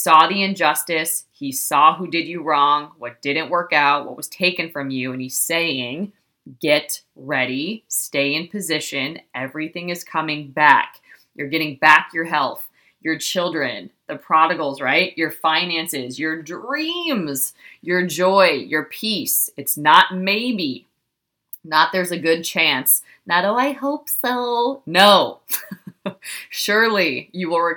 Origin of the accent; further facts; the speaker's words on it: Ohio, United States; I was raised in Ohio